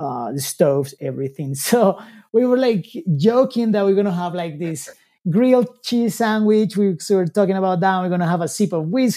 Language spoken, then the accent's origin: English; Colombia; moved away as an adult; now in United States; I'm from Colombia